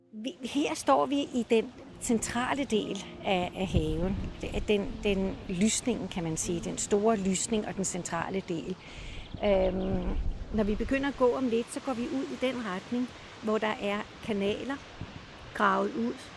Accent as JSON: {"language": "Danish", "town": "Copenhagen", "region": "Capital Region of Denmark", "country": "Denmark", "moved": "as an adult", "lives_now": "Møn, Denmark", "said": "jeg kommer fra København"}